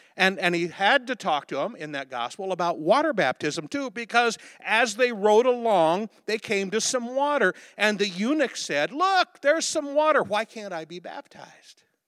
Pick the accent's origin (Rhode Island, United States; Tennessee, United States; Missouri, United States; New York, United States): Missouri, United States; Liberty; Liberty, Missouri, my hometown